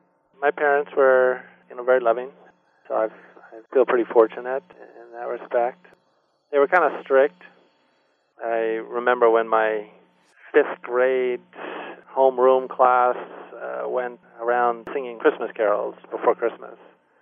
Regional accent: Wisconsin, United States; born there; also born or lived in California / Maryland / Germany / Delaware; Even though I was born in Wisconsin, we were moving almost every year. I lived in California and Maryland and Germany for 3 years, and then finally back in the States in Delaware.

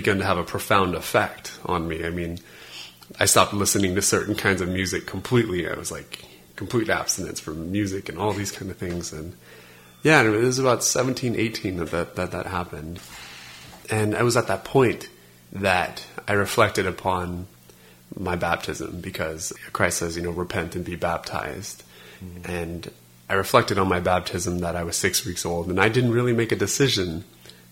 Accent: Las Vegas, Nevada, United States; I grew up in Las Vegas, Nevada

